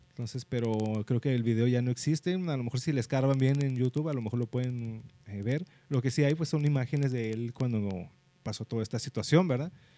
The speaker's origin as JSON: {"language": "Spanish", "country": "Mexico", "said": "siendo mexicanos"}